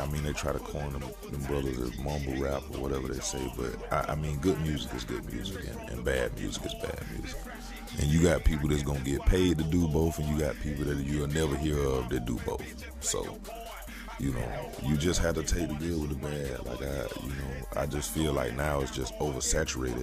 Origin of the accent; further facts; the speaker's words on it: Augusta, Georgia, United States; I'm from Augusta, Georgia